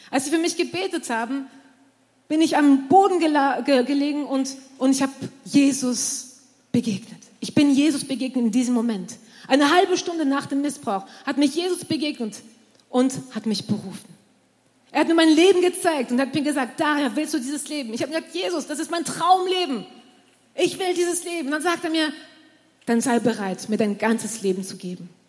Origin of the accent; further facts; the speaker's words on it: France; also born or lived in Germany; Ich bin in Frankreich aufgewachsen äh, meine Eltern, ich bin in Deutschland geboren und meine Eltern sind nach Frankreich gezogen mit, äh, mit mir und meine zwei Brüdern, als ich äh, um, vier, um die vier Jahre alt war